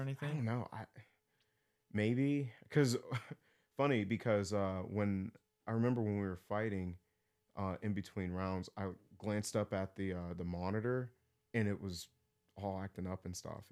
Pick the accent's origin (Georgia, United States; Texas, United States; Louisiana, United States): Texas, United States; born or raised there; now in Pittsburgh, United States